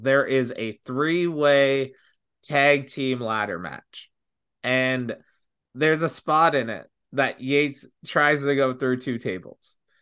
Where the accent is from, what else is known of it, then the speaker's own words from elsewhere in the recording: Brampton, Ontario, Canada; I'm from Brampton.